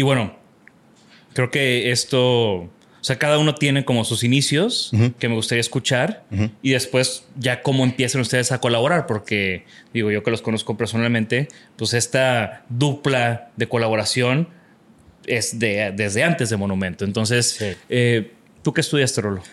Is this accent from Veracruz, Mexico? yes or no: no; Tampico, Tamaulipas, Mexico; moved away; yo vengo de Tampico